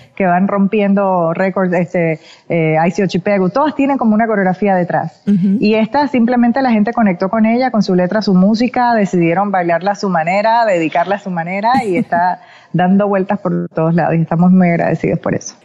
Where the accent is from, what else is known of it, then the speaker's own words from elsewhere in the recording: Panama; moved away; siempre agradecida con mi país